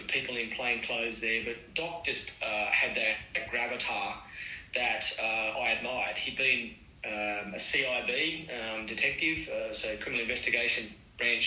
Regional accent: Dubbo, New South Wales, Australia; I'm a Dubbo boy born and bred. I grew up in West Dubbo

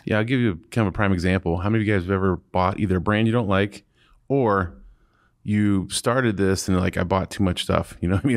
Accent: Akron, Ohio, United States; I'm from Akron

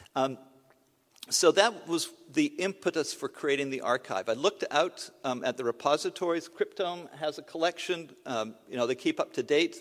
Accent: Canada; I'm a Canadian

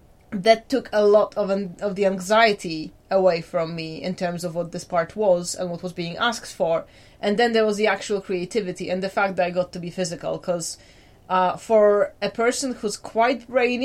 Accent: Poland; people will kind of get stuck on the fact that my accent isn't quite as Polish as they'd like me to.

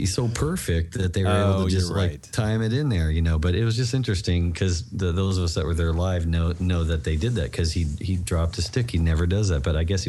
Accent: Texas, United States; And I felt at home because, you know, I'm from Texas.

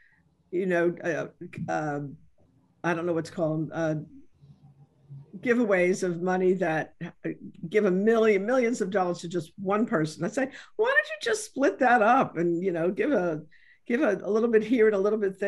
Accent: New York City, New York, United States; moved away; I came from the South Bronx and I did not come from, lots of resources

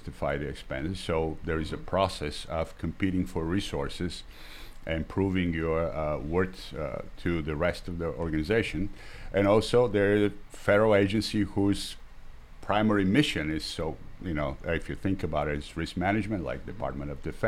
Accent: Bulgaria; moved away as an adult; also born or lived in Boston, United States; now in Washington, United States; I'm originally from Bulgaria and spent the early years of my life under the socialist regime there.

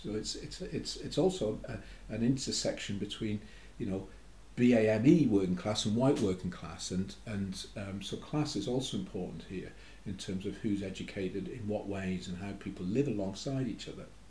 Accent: Newcastle upon Tyne, North East England, United Kingdom; I'm a Geordie Indian

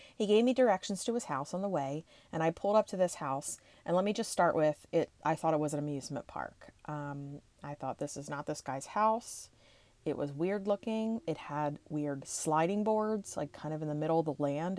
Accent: Levittown, Pennsylvania, United States; since I grew up in the Levittown area

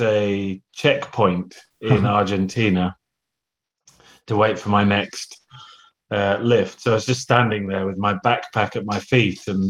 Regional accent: United Kingdom; I'm British

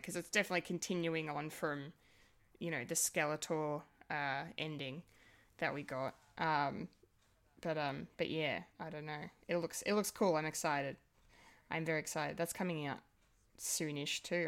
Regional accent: Australia; as an Australian

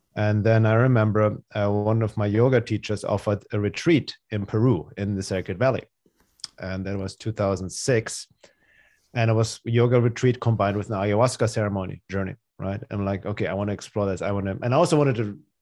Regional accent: Munich, Bavaria, Germany; English is a second language; moved away; also born or lived in Los Angeles, California; I'm originally from Germany. That's where I grew up in Munich, Germany.

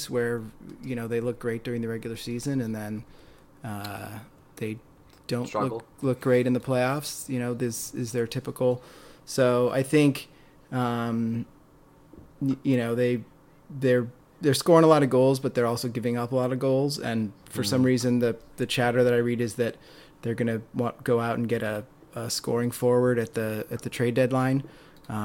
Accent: Northern California, United States; now in Southern California, United States; I'm a transplant here to Southern California. I grew up in Northern California.

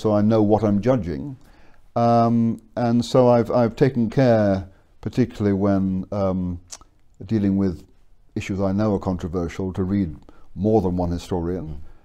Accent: England, United Kingdom; moved away; also born or lived in Scotland; I was born in Scotland and educated in England.

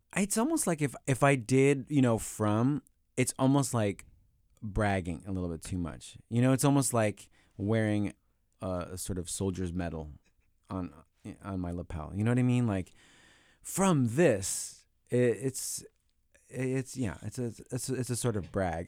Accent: New York, United States; growing up in New York

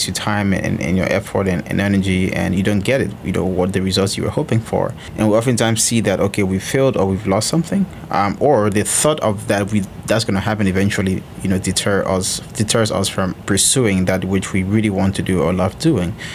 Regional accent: Liberia; moved away; I'm originally from Liberia

